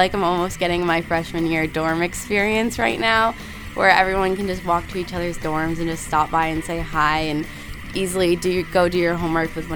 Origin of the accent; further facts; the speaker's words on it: Massachusetts, United States; moved away as an adult; now in Connecticut, United States; I grew up in Massachusetts, right on the border of Rhode Island. And now I'm in Connecticut.